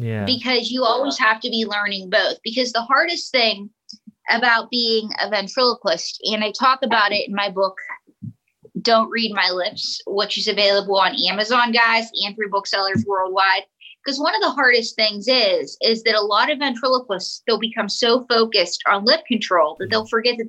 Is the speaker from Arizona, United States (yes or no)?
no; Pittsburgh, Pennsylvania, United States; I was born somewhere. And I have the accent that I do because I grew up in Pittsburgh.